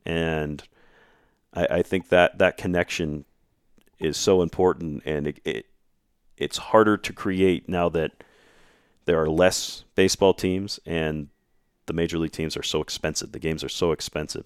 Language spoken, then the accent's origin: English; Arvada, Colorado, United States; now in Grand Junction, United States; I'm from the Denver area, Arvada